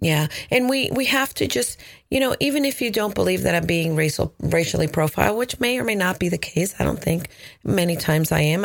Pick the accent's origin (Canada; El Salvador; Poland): El Salvador; English is a second language; moved away; I was born in El Salvador. My dad is American, so he would, you know, speak to us in English